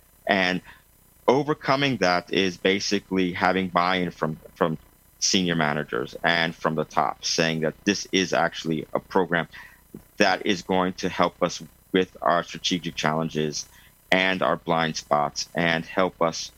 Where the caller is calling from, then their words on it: Lausanne, Vaud, Switzerland; I'm coming from Lausanne, Switzerland, yes. By Lake Geneva.